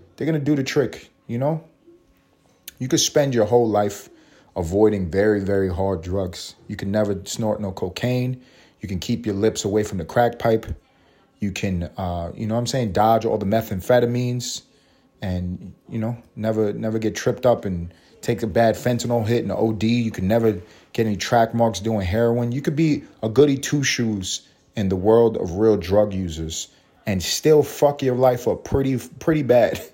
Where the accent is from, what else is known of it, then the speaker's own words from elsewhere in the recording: New York City, New York, United States; also born or lived in Los Angeles; growing up in New York eating McDonald's.